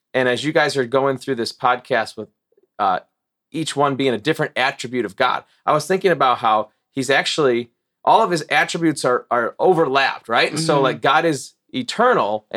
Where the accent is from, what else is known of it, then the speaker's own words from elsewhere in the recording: Morris, Illinois, United States; moved away as an adult; also born or lived in Chicago suburbs, Illinois / Wisconsin; I grew up in Morris, went to grade school through high school there